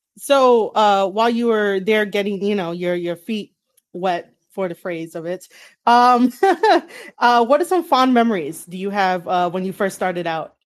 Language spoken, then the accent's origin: English; New York City, New York, United States; also born or lived in the Bronx; I grew up in Manhattan